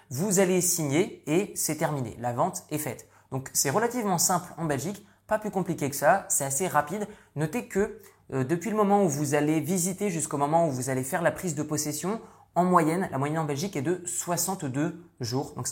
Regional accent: northern France, France; moved away; Vous le savez certainement mais je suis issu du nord de la France, j'ai quitté la France il y a de ça de nombreuses années

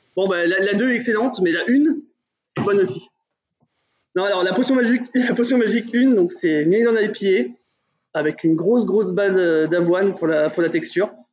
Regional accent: Burgundy, Bourgogne-Franche-Comté, France; on vient de Bourgogne

